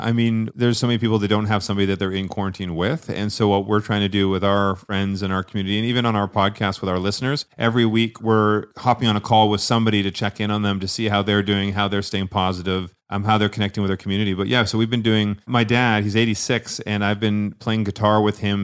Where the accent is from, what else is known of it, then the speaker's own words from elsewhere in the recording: Scotland, United Kingdom; I wore kilt. I'm Scottish